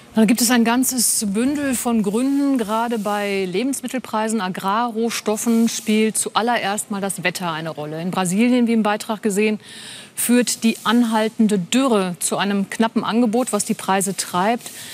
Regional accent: Germany; bei uns in Deutschland

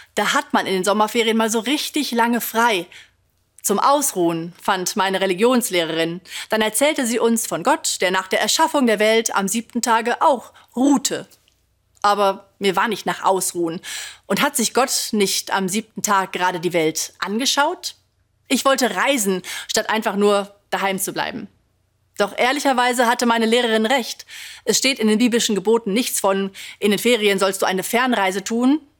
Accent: Ruhr area, North Rhine-Westphalia, Germany; Ich komme aus dem Ruhrgebiet, da waren viele nicht so richtig reich, meine Familie auch nicht.

